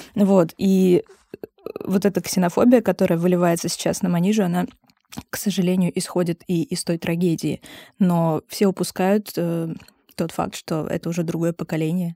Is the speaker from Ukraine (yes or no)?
no; Dushanbe, Tajikistan; now in Russia; я родилась в Душанбе. Да, я, я из Таджикистана